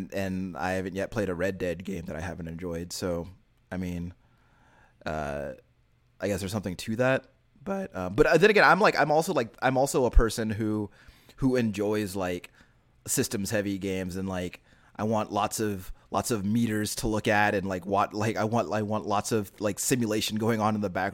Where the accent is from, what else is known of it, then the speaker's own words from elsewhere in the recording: Texas, United States; So as a Texan, I've seen lots of horses.